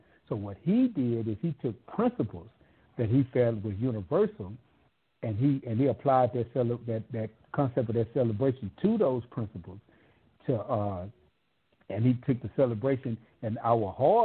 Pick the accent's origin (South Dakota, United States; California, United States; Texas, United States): California, United States; I'm from California